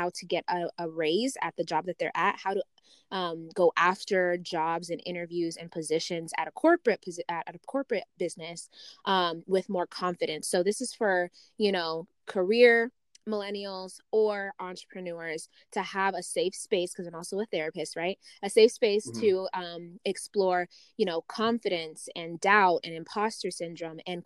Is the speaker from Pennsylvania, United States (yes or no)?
no; Las Vegas, Nevada, United States; also born or lived in Uganda; I actually was born in Uganda and I was raised in Las Vegas